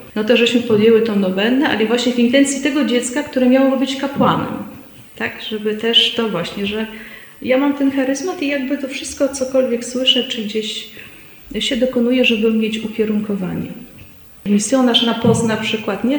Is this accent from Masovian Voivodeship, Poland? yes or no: no; Szczecin, West Pomeranian Voivodeship, Poland; moved away; pochodzę z, ze Szczecina